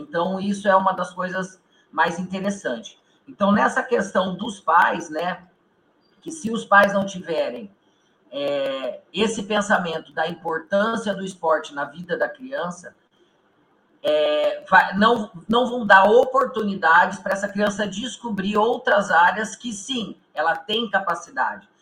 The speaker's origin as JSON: {"language": "Portuguese", "town": "Maringá", "region": "Paraná", "country": "Brazil", "said": "nós somos aqui do norte do Paraná, né? Nós somos aqui de Maringá"}